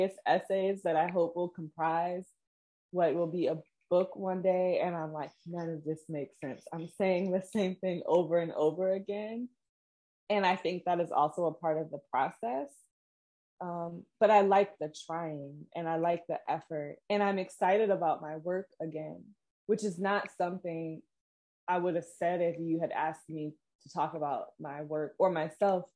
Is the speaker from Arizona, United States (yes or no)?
no; Hampton Roads, Virginia, United States; accent: American; moved away as an adult; also born or lived in New York City; I had spent the majority of the pandemic in my hometown in Hampton Roads, Virginia